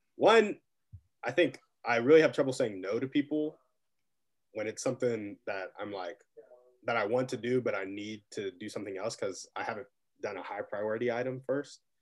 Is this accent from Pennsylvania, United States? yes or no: no; Round Rock, Texas, United States; moved away as an adult; now in North Carolina, United States; I also grew up in Austin. Right now I'm in North Carolina